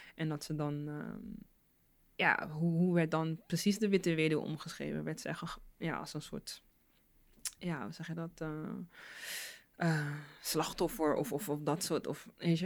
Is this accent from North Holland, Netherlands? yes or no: no; Rotterdam, South Holland, Netherlands; first language Dutch; ik ben hier geboren, mm, eh, in Nederland, Rotterdam